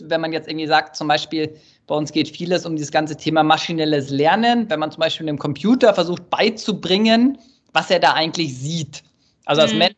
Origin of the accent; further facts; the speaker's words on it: Munich, Bavaria, Germany; Ja, ich komme ursprünglich aus München. Man hört es mir irgendwie nicht an, aber.